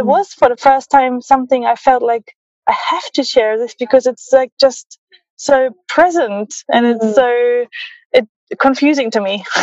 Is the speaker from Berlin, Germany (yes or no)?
yes; Berlin, Germany; growing up in Berlin and having like a German upbringing